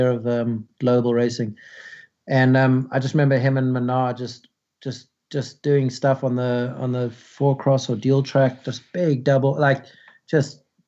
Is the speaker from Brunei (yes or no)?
no; New Zealand; we're from New Zealand